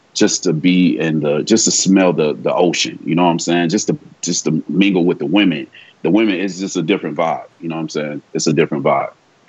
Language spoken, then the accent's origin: English; Fort Lauderdale, Florida, United States; now in Las Vegas, United States; South Florida all day, born and raised. Mm-hmm. Fort Lauderdale, Slaughterdale is what we call it. Mm. But yes, sir, Florida native.